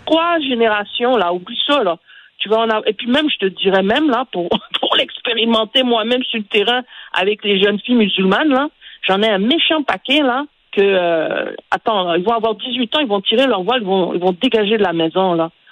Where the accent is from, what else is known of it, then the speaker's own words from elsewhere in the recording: Côte d’Ivoire; moved away; Quand j'étais en Côte d'Ivoire, moi je suis née en Côte d'Ivoire, et j'avais quoi, 12, 13 ans